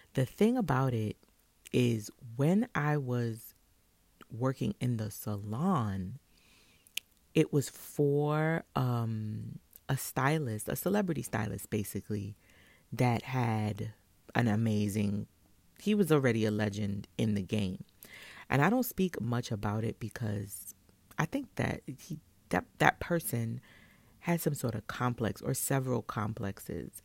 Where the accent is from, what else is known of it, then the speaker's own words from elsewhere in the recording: New York City, New York, United States; I'm from Brooklyn